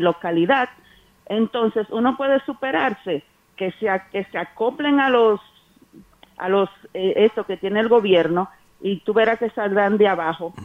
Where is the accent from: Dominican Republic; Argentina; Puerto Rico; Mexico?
Dominican Republic; Cristo Rey, Distrito Nacional; yo soy de Cristo Rey y que soy hoy presidenta de Junta de Vecinos